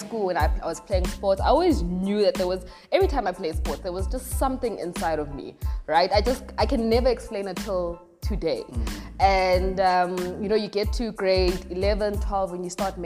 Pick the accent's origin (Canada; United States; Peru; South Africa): South Africa; Soweto, Gauteng; a young lady born and bred in Deep Kloof, Soweto. That's where I've lived all my life